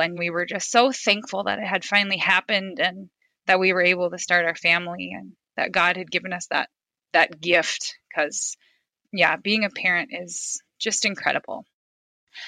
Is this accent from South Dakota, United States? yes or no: yes; Fairfax, South Dakota, United States; moved away as an adult; now in Sioux Center, United States; I'm a mother of 4. I grew up in Fairfax, South Dakota.